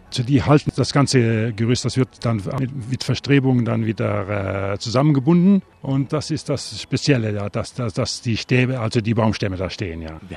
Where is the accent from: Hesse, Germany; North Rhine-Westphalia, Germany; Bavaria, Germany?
Bavaria, Germany; Passau; Ich komme aus Passau. Niederbayern, ja.